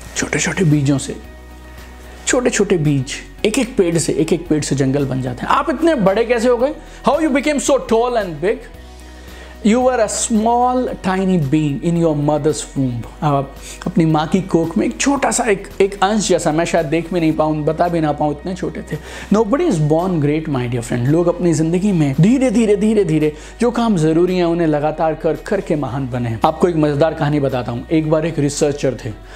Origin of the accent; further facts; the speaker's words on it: Sirsa, Haryana, India; moved away as an adult; also born or lived in Manipal; मैं सिरसा में था जब मेरा सिलेक्शन हुआ मणिपाल में सिरसा हरियाणा में एक जगह है